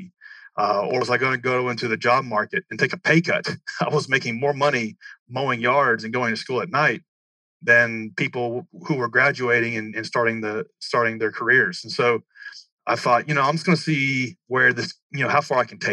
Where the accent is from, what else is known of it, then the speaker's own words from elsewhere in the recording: Murfreesboro, Tennessee, United States; I grew up in Middle Tennessee, outside of Nashville, Tennessee, in a town called